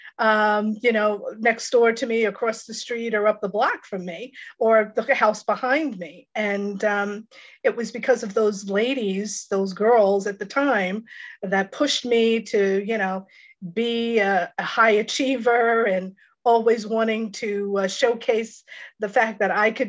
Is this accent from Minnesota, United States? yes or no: no; Long Island, New York, United States; I was born and raised out on Long Island in New York.